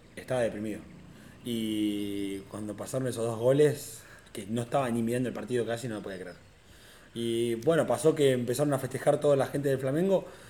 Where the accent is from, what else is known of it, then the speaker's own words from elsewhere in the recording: Tandil, Buenos Aires Province, Argentina; yo nací en Tandil